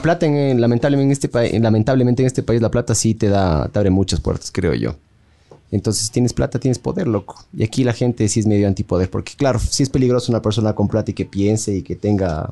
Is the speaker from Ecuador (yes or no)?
yes; Ecuador; la falta de identidad que tenemos, yo creo como ecuatorianos